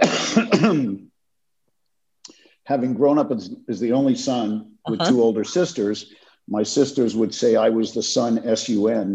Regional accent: Los Angeles, California, United States; also born or lived in Brooklyn, New York; I grew up in Los Angeles

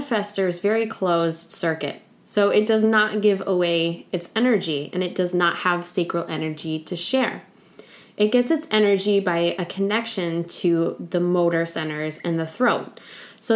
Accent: United States; I'm from the United States

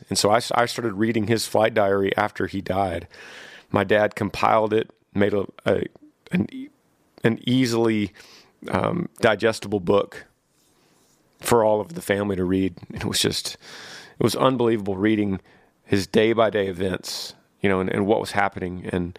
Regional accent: Texas, United States; Yeah, John, I grew up in Texas, and the thing that we did was play football.

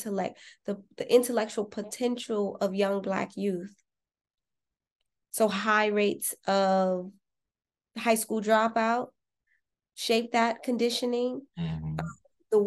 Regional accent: Los Angeles, California, United States; I was born and raised in South Central Los Angeles

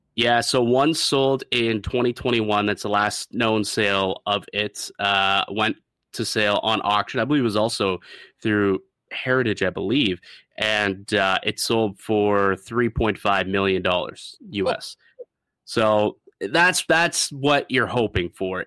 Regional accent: St. Catharines, Ontario, Canada; my hometown of uh, Niagara and Saint Catharines

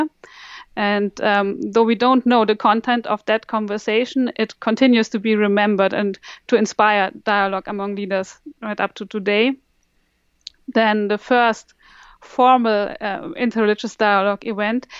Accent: Bavaria, Germany; also born or lived in United Kingdom; now in Münster, Germany; I grew up in Bavaria, which is a largely Catholic area

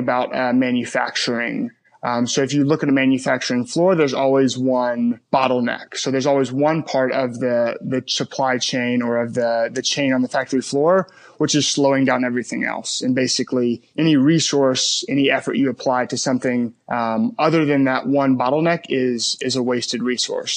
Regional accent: Memphis, Tennessee, United States; moved away; also born or lived in Birmingham, Alabama; I grew up in Memphis, Tennessee

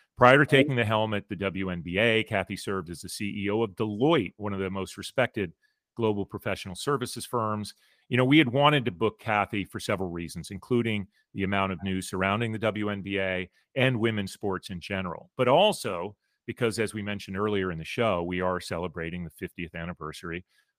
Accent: Chicago, Illinois, United States; Chicago, one of a three or four towns I call my hometown, which I get a lot of grief for, and rightfully so.

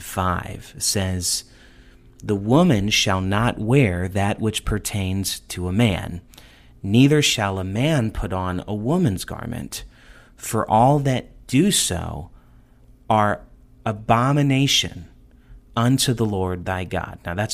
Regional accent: the North, United States; I grew up in the North, so I didn't hear that a lot.

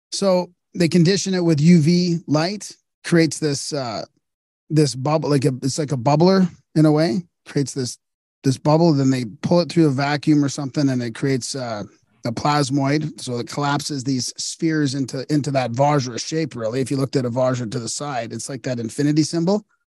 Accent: Canada; I'm Canadian

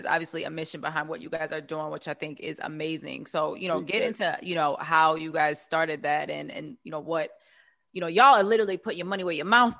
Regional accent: Baltimore, Maryland, United States; I'm from Baltimore, so you know we only got East and West.

